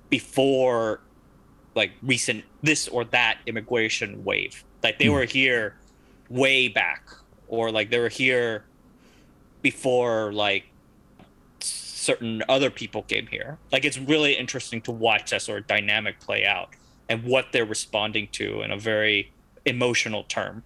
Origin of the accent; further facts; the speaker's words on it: United States; moved away as an adult; now in Singapore; growing up in America